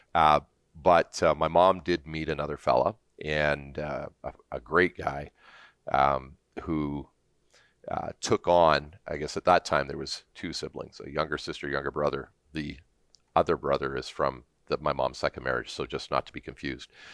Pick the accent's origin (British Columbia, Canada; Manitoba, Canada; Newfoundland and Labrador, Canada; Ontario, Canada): Ontario, Canada; Hamilton; also born or lived in Toronto, Ontario; now in Alberta, Canada; I grew up in, um, initially in Stony Creek, Ontario, uh, near Hamilton, up on the escarpment.